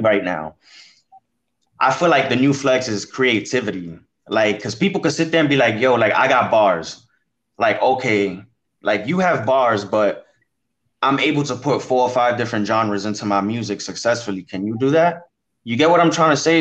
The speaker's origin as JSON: {"language": "English", "town": "New York City", "region": "New York", "country": "United States", "tie": "born or raised there", "said": "the Bronx influenced me heavy because I was born here, I was raised here"}